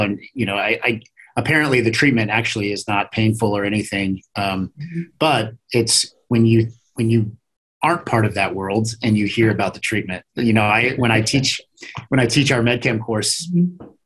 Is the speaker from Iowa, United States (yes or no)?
yes; Iowa, United States; moved away as an adult; also born or lived in Kansas; born and raised in Iowa